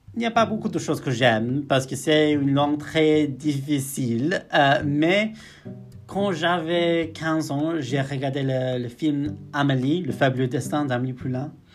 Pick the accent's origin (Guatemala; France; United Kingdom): United Kingdom; near Liverpool, North West England; French is a second language; moved away as an adult; now in Belfast, United Kingdom; je viens du nord-ouest d'Angleterre, près de Liverpool, d'un petit village qui s'appelle Haswell